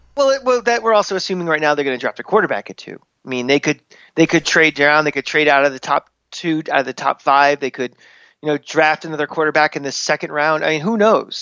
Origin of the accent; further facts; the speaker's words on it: Tampa, Florida, United States; growing up in Tampa in the nineties